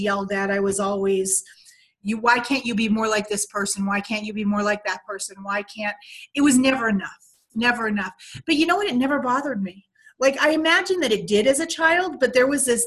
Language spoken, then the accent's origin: English; Pocono area, northeastern Pennsylvania, United States; I was born in Pennsylvania, northeastern Pennsylvania. It was considered the Pocono area of Pennsylvania. And I was born in 1964, so I'm 54. And I grew up in kind of this really small town.